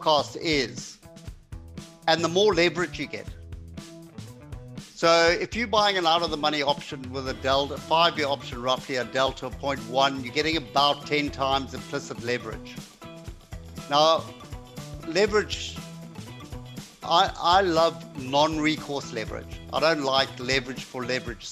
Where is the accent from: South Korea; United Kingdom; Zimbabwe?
Zimbabwe; Zimbabwean, which is close enough. Yeah, so okay. Southern Africa. Yeah, I was born and raised in Zimbabwe.